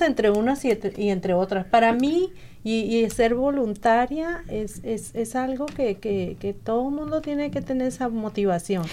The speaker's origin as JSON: {"language": "Spanish", "region": "Sonora", "country": "Mexico", "moved": "yes", "said": "en Sonora, yo soy de Sonora, del norte"}